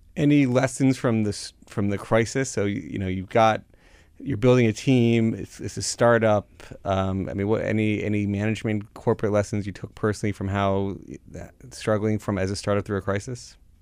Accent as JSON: {"language": "English", "region": "Florida", "country": "United States", "tie": "born or raised there", "said": "I grew up down in Florida"}